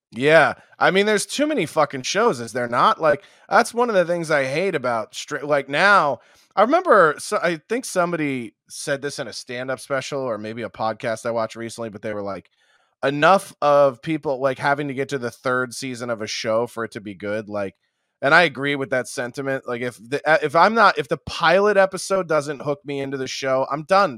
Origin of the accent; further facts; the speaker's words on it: outside of Philadelphia, Pennsylvania, United States; I grew up outside of Philly